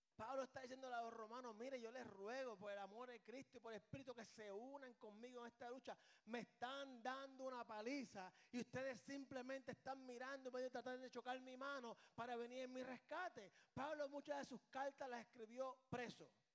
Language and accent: Spanish; Puerto Rico; born or raised there